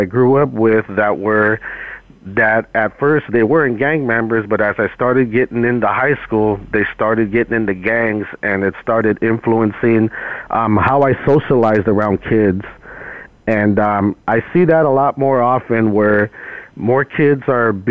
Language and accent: English; San Jose, California, United States; now in Fresno, United States; I reside in Fresno in the Central California area. I'm originally from East San Jose, but I've been here in Fresno for about 20 years